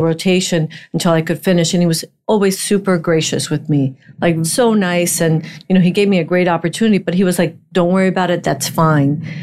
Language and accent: English; Miami, Florida, United States; also born or lived in Puerto Rico; I was in Miami since 1972